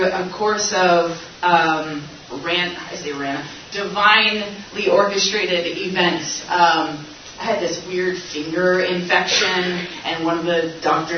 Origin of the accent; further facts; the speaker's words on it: Tulsa, Oklahoma, United States; moved away as an adult; now in Chicago, United States; I'm from Tulsa, Oklahoma